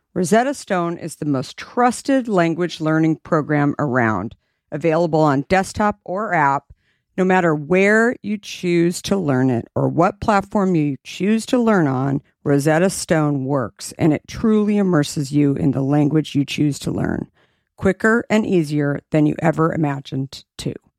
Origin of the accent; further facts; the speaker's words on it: Arizona, United States; I grew up in Arizona